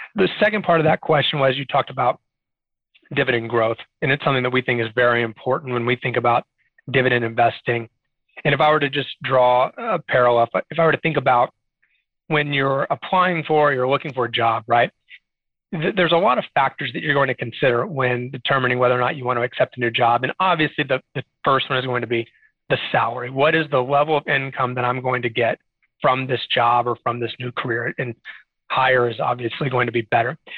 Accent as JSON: {"language": "English", "town": "Arlington", "region": "Texas", "country": "United States", "tie": "born or raised there", "also_born_or_lived": "Austin, Texas", "lives_now": "San Antonio, United States", "said": "I have been a Texas native my whole life. So I grew up in the Dallas Fort Worth area in Arlington, Texas"}